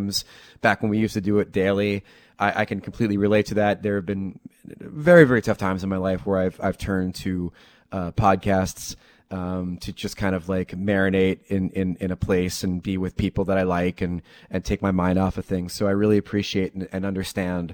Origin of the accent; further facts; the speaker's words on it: New Jersey, United States; I'm from Jersey